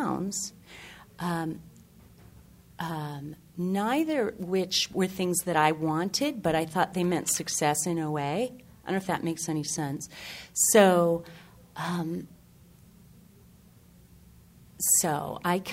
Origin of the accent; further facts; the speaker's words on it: Maine, United States; I'm from Maine